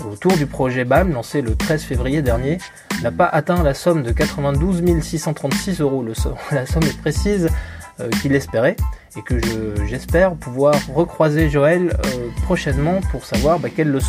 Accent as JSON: {"language": "French", "country": "Switzerland", "said": "Pardon, je suis suisse."}